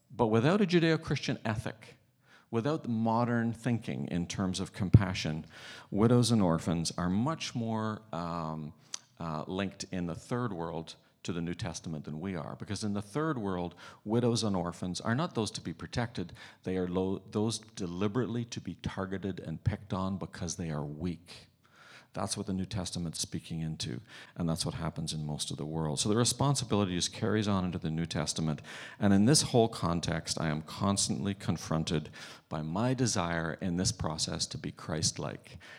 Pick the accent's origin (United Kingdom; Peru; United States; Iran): United Kingdom; Northern Ireland; now in Canada; I'm growing up in Northern Ireland